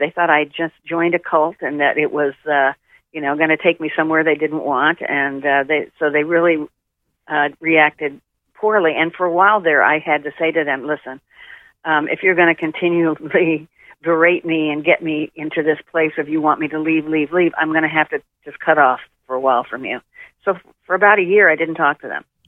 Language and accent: English; Tulsa, Oklahoma, United States; moved away; I grew up in Tulsa, Oklahoma, which was very homogenous at the time